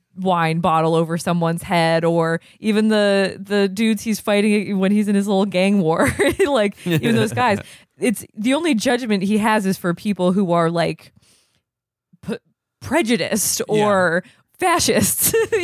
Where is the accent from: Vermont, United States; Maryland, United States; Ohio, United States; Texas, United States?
Vermont, United States; now in New York, United States; I'm from Vermont.